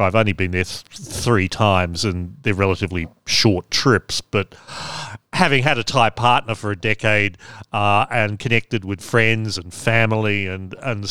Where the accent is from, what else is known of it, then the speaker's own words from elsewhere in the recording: Australia; I actually only left Australia for the first time in 2007